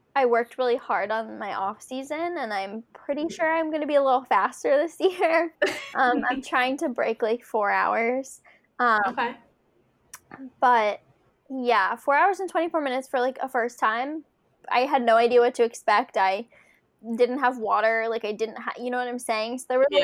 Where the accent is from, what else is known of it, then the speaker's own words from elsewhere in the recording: Philadelphia, Pennsylvania, United States; now in Connecticut, United States; my hometown race, the Philadelphia Marathon